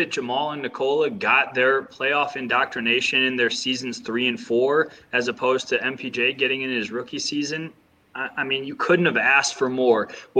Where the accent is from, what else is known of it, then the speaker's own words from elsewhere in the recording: Cleveland, Ohio, United States; I'm from Cleveland.